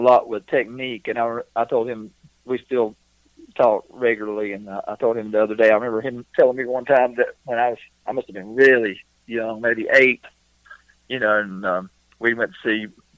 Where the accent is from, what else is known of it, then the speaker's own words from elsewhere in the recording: North Carolina, United States; back where I, where I grew up in North Carolina